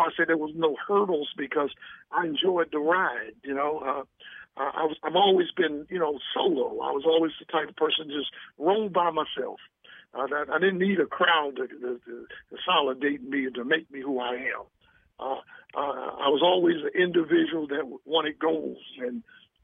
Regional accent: Baltimore, Maryland, United States; my hometown a little props, first of all, Baltimore, where I started my stand-up

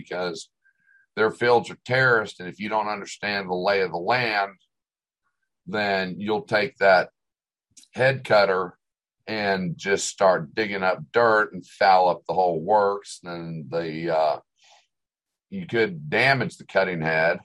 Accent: Oklahoma, United States; growing up in Oklahoma and working out on construction sites

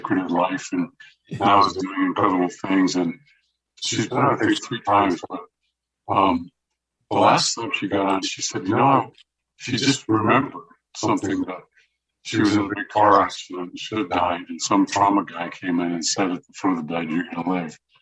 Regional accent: Cupertino, California, United States; I went to Monta Vista.

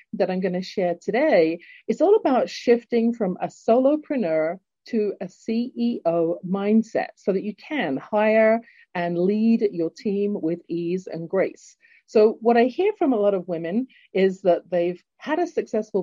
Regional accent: London, United Kingdom; accent: English; now in Calgary, Canada; born in London, England, and now living in Canada, in Calgary, Alberta

